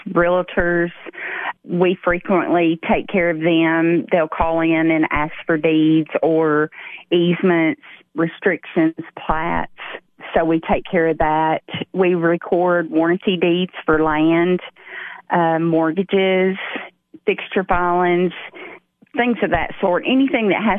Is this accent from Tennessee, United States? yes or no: yes; Putnam County, Tennessee, United States; I was born and raised in Putnam County